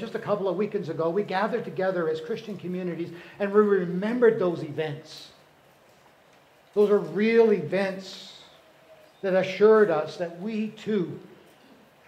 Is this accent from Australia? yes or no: no; Canada; moved away; I lived in Canada